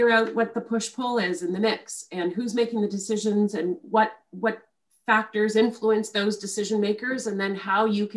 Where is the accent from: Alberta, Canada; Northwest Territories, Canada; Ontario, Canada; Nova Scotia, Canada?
Ontario, Canada; Ottawa; I grew up in Ottawa